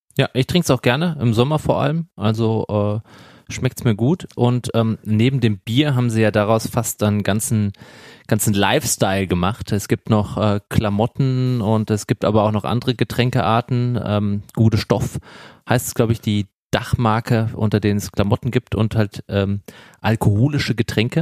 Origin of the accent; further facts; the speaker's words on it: Darmstadt, Hesse, Germany; bei uns in Darmstadt in Südhessen